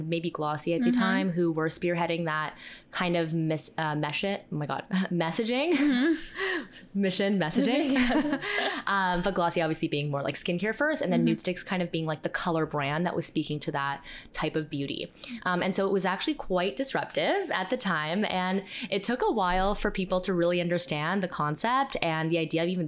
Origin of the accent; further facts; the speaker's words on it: Toronto, Ontario, Canada; We're from Toronto, Canada.